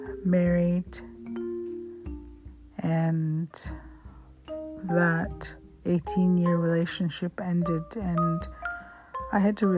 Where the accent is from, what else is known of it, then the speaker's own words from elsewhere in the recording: India; now in Canada; But being an Indian, I could have quit. I could have quit and dropped that course. But I've accepted so many challenges through this degree that I just was a stubborn Indian, and I enjoyed the learning Canadian legal systems